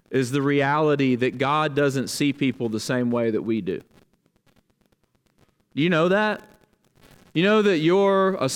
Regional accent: the Bible Belt, United States; Now, listen, I never persecuted the church. It wasn't like that. I grew up in the Bible Belt.

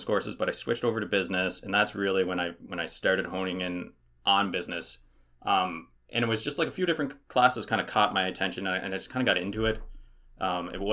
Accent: Prince Edward Island, Canada; now in Kelowna, Canada; I'm originally from the East Coast of Canada, Prince Edward Island. So you can hear my accent if I say Marsbar, car, far, no.

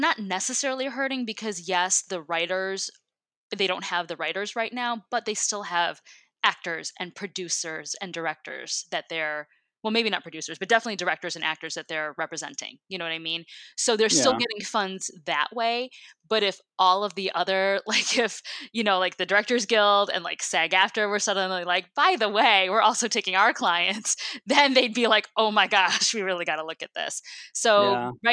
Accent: Midwest, United States; I grew up in the Midwest.

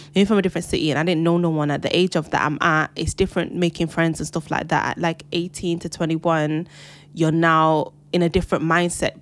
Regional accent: Jamaica; as a Jamaican as well, pushing my culture forward.

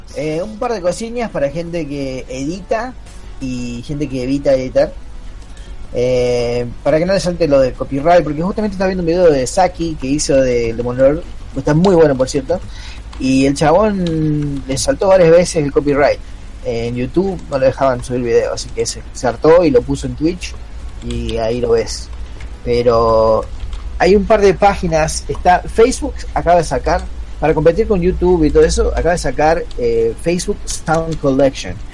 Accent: Burzaco, Buenos Aires Province, Argentina; Yo nací en Bursaco

